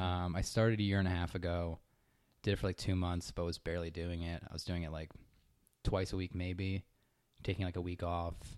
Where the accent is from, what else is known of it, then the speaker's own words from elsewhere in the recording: Connecticut, United States; moved away as an adult; also born or lived in Boston / Lancaster, California; now in San Diego, United States; I'm from Connecticut